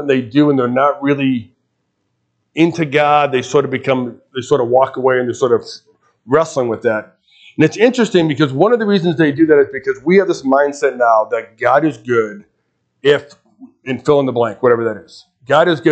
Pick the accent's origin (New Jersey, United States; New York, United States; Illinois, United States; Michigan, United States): Illinois, United States; Chicago; now in Lincoln, United States; I grew up in Chicago, so you'll pick up the accent after a while